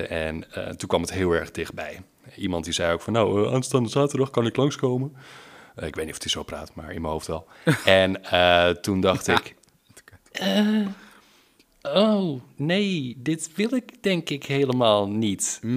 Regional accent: Leiden, South Holland, Netherlands; now in Oestgeest, Netherlands; Nou, ik kom uit het centrum van Leiden en ik dacht van, nou, ik ga de rust van Oestgeest in.

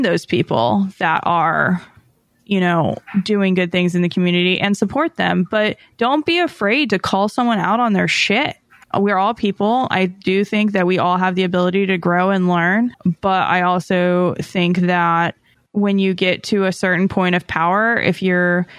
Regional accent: Southern California, United States; moved away; I'm from SoCal

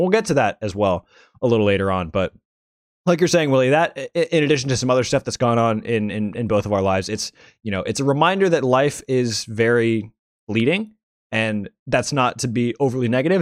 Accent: the South, United States; a ethnically ambiguous Asian American kid growing up in the South

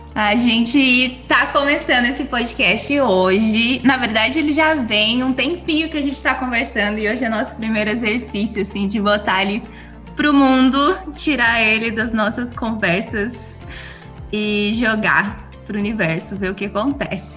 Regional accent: Curitiba, Paraná, Brazil; also born or lived in Rio de Janeiro; now in Seattle, United States; Eu sou curitibana, curitibana que não gosta de frio, é, que eu mudei para o Rio antes de vir para os Estados Unidos

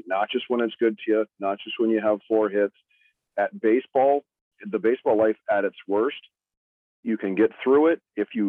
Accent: Fargo, North Dakota, United States; Fargo, my hometown

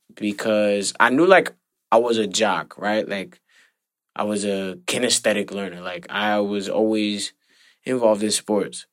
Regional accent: New York, United States; me growing up in the Heights

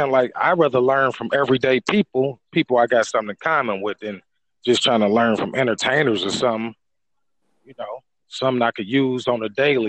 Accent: Cleveland, Ohio, United States; I'm from Cleveland. I mean, we're only like an hour away or something

